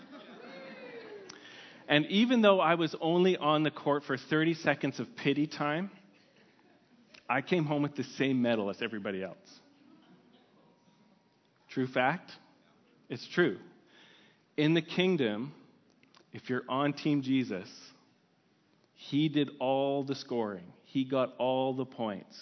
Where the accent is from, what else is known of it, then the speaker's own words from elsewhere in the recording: Vernon, British Columbia, Canada; moved away; I'm from Vernon, B.C.